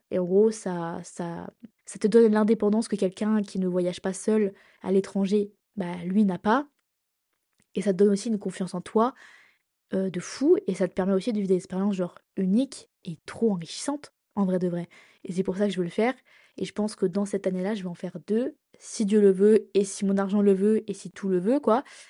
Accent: Reims, Grand Est, France; moved away as an adult; also born or lived in Lille; now in Lyon, France; j'ai changé deux fois de ville, de ma ville natale, pour mes études

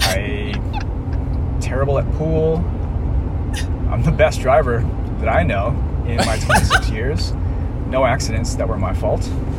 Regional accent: the Maritimes, Canada; but I'm Asian. Well, I'm the worst Asian ever. I'm terrible at math. I was born in the Maritimes. I don't like gambling. I'm terrible at pool. I'm the best driver that I know in my 26

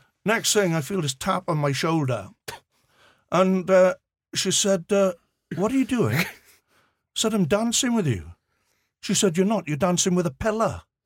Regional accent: Swansea, Wales, United Kingdom; accent: Swansea; I was born and bred in Swansea

